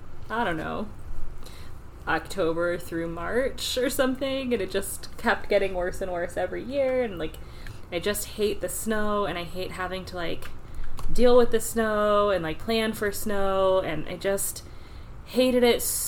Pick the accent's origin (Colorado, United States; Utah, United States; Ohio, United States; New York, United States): Ohio, United States; Northeast; moved away as an adult; now in Florida, United States; I'm originally from Northeast Ohio.